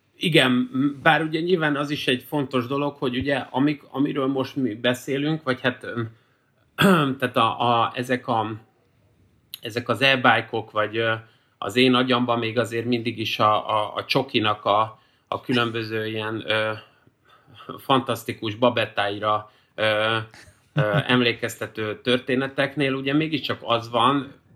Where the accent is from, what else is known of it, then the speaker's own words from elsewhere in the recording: Budapest, Hungary; én is itt a Ferencvárosban, amikor fölnőttem